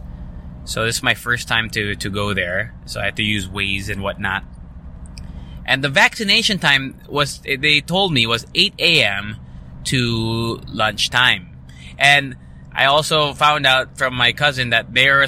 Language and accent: English; Angeles City, Central Luzon, Philippines; also born or lived in Ortigas, Manila; now in Manila, Philippines; my address technically on my license is in my hometown of Pampanga, Angeles City